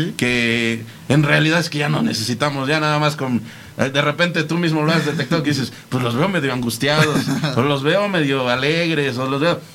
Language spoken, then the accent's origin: Spanish; Mexico; como mexicanos a veces cuesta trabajo